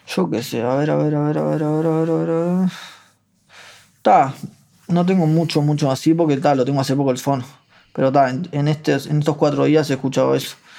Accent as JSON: {"language": "Spanish", "town": "Ciudad de la Costa", "region": "Canelones", "country": "Uruguay", "tie": "born or raised there", "also_born_or_lived": "Paso Carrasco", "said": "yo nací en Paso Carrasco y a los 4 o 5 años mi familia pateó una puerta en Lago Mar, que es ahí en Ciudad de la Costa"}